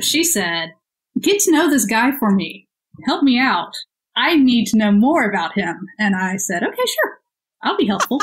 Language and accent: English; Houston, Texas, United States; born or raised there; moved away as an adult; also born or lived in London